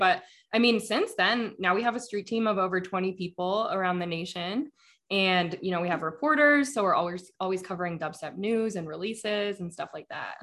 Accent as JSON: {"language": "English", "town": "Denver", "region": "Colorado", "country": "United States", "tie": "born or raised there", "said": "I grew up in Denver"}